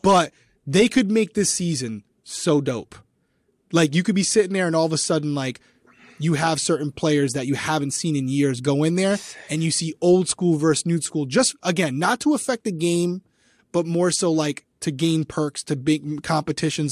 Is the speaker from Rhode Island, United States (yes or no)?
yes; Rhode Island, United States; accent: Rhode Island; my Rhode Island accent